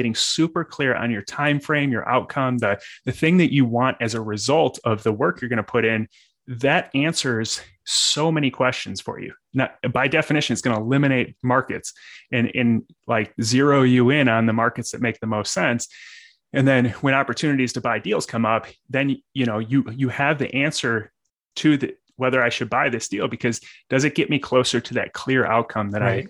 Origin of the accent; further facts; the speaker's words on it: Illinois, United States; So, I mean, I'm originally from the South suburbs of Chicago